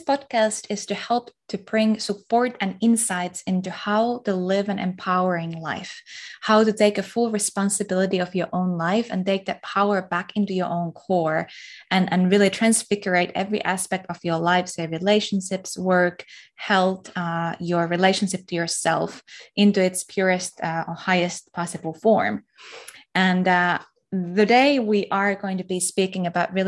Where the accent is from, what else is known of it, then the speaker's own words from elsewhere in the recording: Finland; I'm from Finland